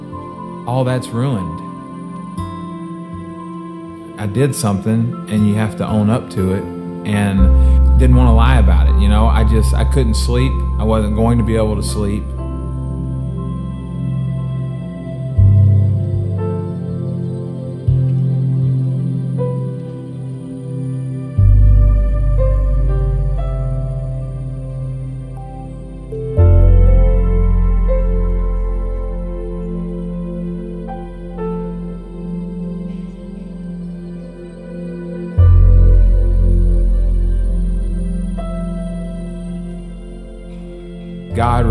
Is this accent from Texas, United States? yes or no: yes; Texas, United States; also born or lived in Baton Rouge, Louisiana; I was born in Baton Rouge, Louisiana. Moved to Texas when I was in third grade.